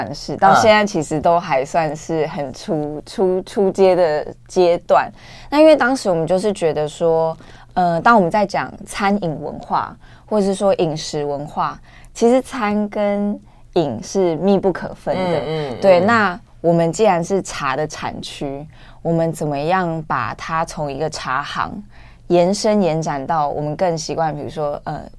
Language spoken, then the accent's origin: Chinese; Nantou County, Taiwan; 嗯，因为我们本身是南投人，嗯，我曾祖父一辈就是是种茶。